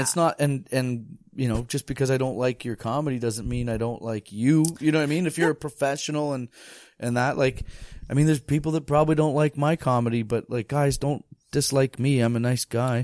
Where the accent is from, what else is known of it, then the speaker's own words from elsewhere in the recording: Bracebridge, Ontario, Canada; also born or lived in Toronto, Ontario; I'm from Bracebridge, Ontario.